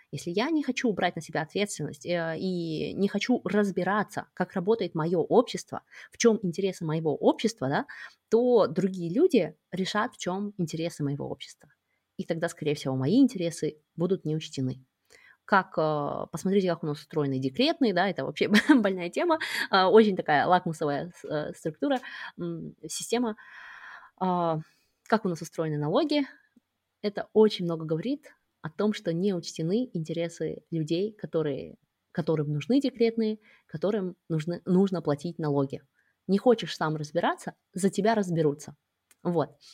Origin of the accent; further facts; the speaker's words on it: Kazakhstan; moved away as an adult; мы оба родом из Казахстана